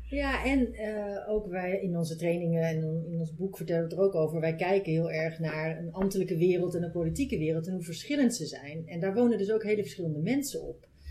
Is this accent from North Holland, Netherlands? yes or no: no; North Brabant, Netherlands; moved away as an adult; also born or lived in Amsterdam; Ik kom uit Brabant zelf en ik ben in Amsterdam eh, gaan studeren